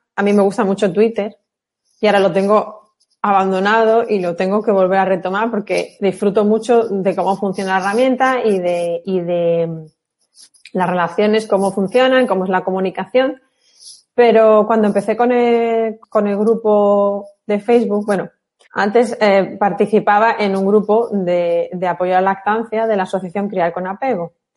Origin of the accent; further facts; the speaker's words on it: Málaga, Andalusia, Spain; las malagueñas lo tenemos un poco más fácil, la gran mayoría somos malagueñas